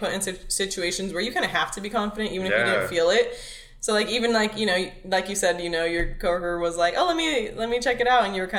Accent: Los Angeles, California, United States; I was born out in Mission Hills, which is out in this area. But I've lived in City Terrace, East LA, West Los Angeles, La Puente, Montebello, Pico, everywhere in LA.

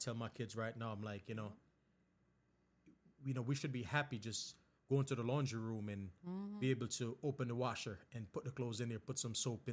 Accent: Westmoreland, Jamaica; now in Georgia, United States; growing up in Jamaica as a kid

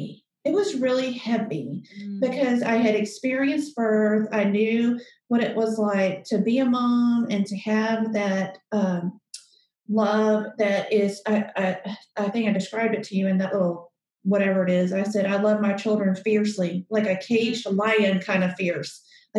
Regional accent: the South, United States; because I'm from the South and they're old school.

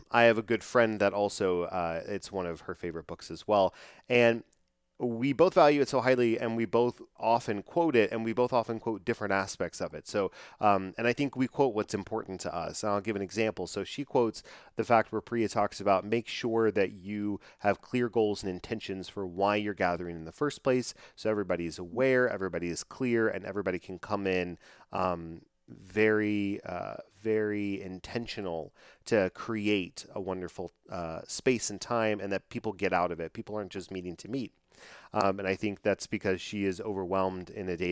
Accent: Dallas, Texas, United States; I grew up here in the Dallas area

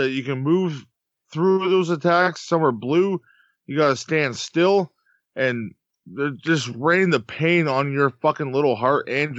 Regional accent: Canada; I'm Canadian

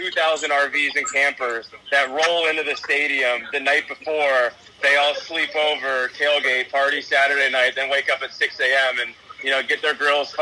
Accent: Cincinnati, Ohio, United States; now in Chicago, United States; I was born in Cincinnati, raised in Cincinnati

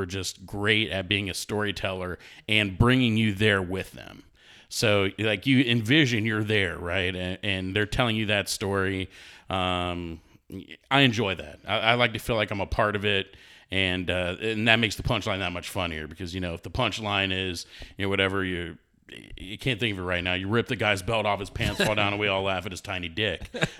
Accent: New York, United States; accent: New York; But I lost my New York accent at a young age.

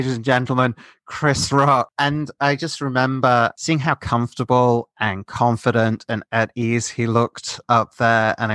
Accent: United Kingdom; And because I'm British, I have an eccentric spelling of …

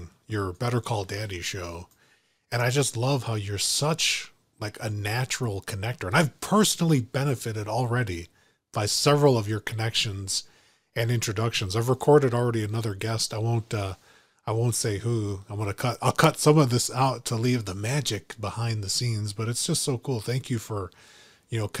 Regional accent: Chicago, Illinois, United States; I grew up in Chicago. I'm a Chicago native

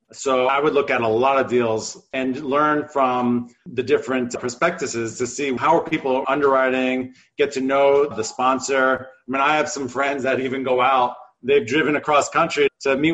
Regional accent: New Jersey, United States; now in Los Angeles, United States; I was shoveling driveways and auto detailing growing up in New Jersey.

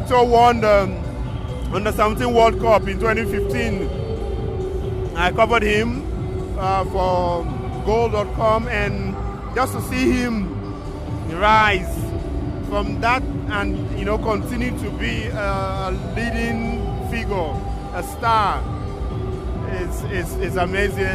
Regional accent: Nigeria; now in Germany; as a Nigerian journalist

